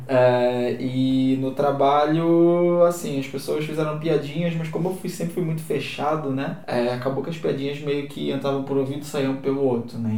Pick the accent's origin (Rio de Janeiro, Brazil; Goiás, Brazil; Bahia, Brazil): Rio de Janeiro, Brazil; moved away as an adult; eu não sou daqui, né? Sou do Rio